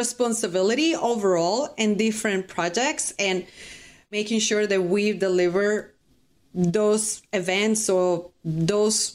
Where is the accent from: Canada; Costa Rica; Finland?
Costa Rica; English is a second language; moved away as an adult; I'm from Costa Rica